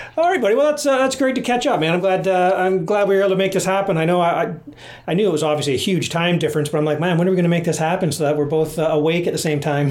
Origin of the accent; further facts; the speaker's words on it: Canada; being Canadian